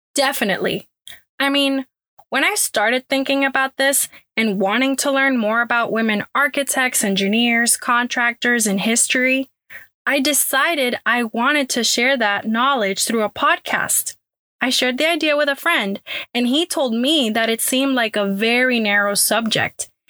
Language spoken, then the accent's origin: English; Puerto Rico; now in Houston, United States; born and raised in Puerto Rico and now living in Houston, Texas.